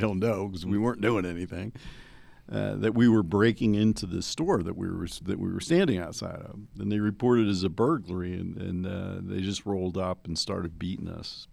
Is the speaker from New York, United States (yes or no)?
no; New Jersey, United States; moved away; I grew up in New Jersey